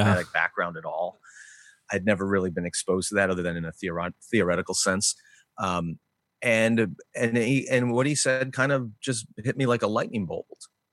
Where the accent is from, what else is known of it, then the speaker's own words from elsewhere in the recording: Glen Ellyn, Illinois, United States; also born or lived in Berwyn, Illinois; I grew up in Glen Ellen